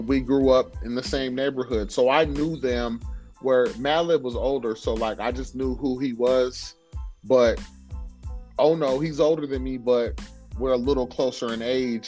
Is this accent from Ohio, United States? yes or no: no; Oxnard, California, United States; I was born and raised in Oxnard, California